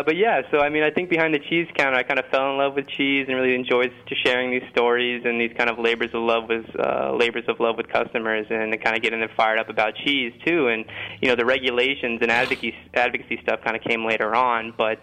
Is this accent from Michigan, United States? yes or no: no; Indiana, United States; moved away as an adult; I moved out to Boston in 2011, actually, to get a degree in food studies, and I was coming from Indiana, which isn't exactly a gourmet mecca.